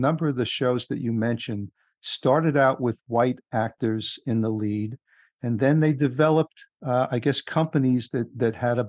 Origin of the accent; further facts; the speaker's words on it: New York area, United States; because I grew up in the New York area